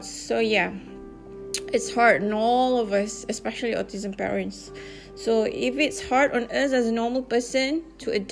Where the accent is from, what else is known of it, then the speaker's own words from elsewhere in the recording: Malaysia; English is a second language; And although I'm from Malaysia, but you guys are so, so nice of you.